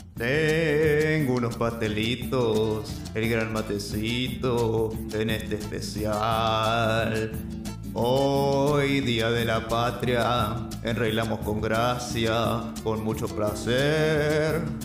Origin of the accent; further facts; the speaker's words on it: Argentina; estamos siendo argentinamente argentinos